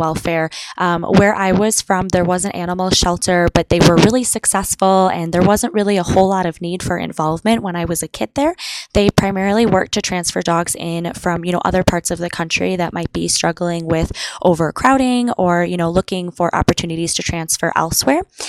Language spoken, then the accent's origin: English; Green Bay, Wisconsin, United States; also born or lived in Oshkosh, Wisconsin; my hometown in Green Bay